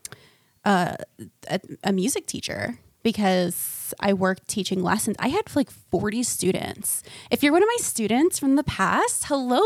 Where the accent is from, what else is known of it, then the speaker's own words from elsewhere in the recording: Florida, United States; now in North Carolina, United States; I'm from Florida